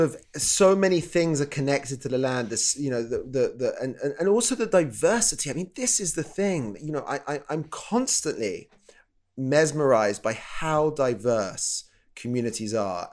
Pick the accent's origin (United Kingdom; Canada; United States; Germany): United Kingdom; England; I'm from the U K, if you can probably tell from my silly voice.